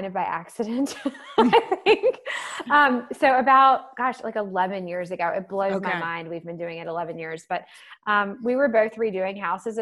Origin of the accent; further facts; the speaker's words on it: the South, United States; growing up in the South